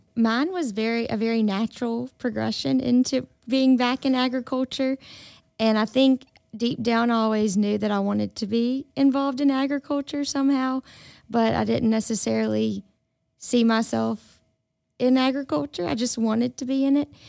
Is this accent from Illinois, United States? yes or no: no; Indianola, Mississippi, United States; moved away as an adult; also born or lived in Tuscaloosa, Alabama; I grew up in Indianola, Mississippi.